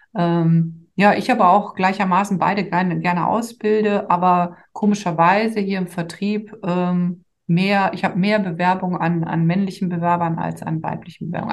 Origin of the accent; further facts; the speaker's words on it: Dormagen, North Rhine-Westphalia, Germany; also born or lived in Cologne; now in Düsseldorf, Germany; ich komme im Ursprung aus Dormagen, was die neutrale Mitte zwischen ähm, Düsseldorf und Köln ist